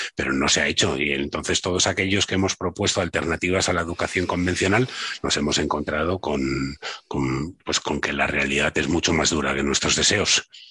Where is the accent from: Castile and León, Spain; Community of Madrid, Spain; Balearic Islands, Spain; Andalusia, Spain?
Community of Madrid, Spain; Madrid; also born or lived in Barcelona; yo soy de Madrid, me fui tres, cuatro años a vivir a Barcelona